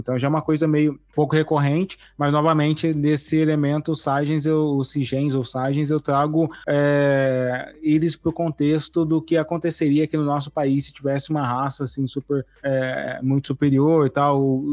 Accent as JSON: {"language": "Portuguese", "region": "interior of São Paulo", "country": "Brazil", "said": "sou aqui do interior de São Paulo"}